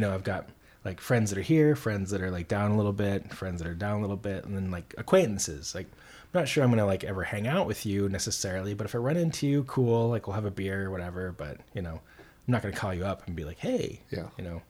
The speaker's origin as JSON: {"language": "English", "region": "Montana", "country": "United States", "tie": "born or raised there", "also_born_or_lived": "Minnesota", "moved": "yes", "lives_now": "Portland, United States", "said": "growing up in Montana"}